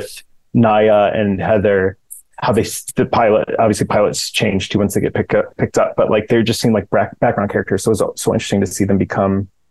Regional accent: Midwest, United States; growing up in the Midwest

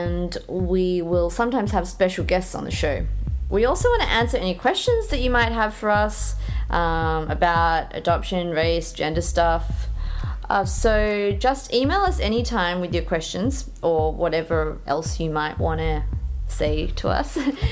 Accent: Tasmania, Australia; also born or lived in Jeonju, South Korea; now in Melbourne, Australia; I was born in Jeonju, also known as the food city of Korea, back in 1984, and adopted to a pretty small, little bit white trash town in Tasmania at the age of 3

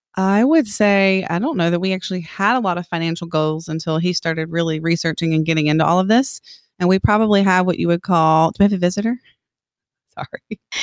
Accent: Columbia, South Carolina, United States; moved away as an adult; I'm from Columbia, South Carolina. I grew up there, never moved, actually, until we got married

